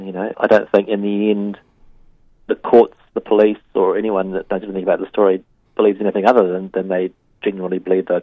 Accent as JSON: {"language": "English", "country": "New Zealand", "said": "I, like most New Zealanders"}